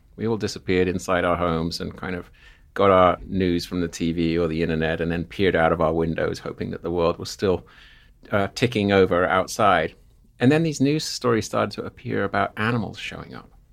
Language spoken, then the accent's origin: English; Seaford, South East England, United Kingdom; now in Missoula, United States; I grew up in southern England, a place called Seaford, which is surrounded by white cliffs